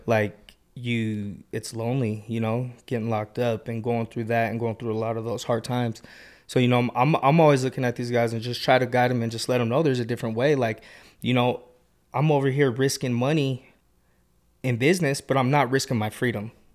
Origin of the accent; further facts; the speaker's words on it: Kearns, Taylorsville, West Jordan, Utah, United States; I grew up in Kearns, Taylorsville, and, like, West Jordan area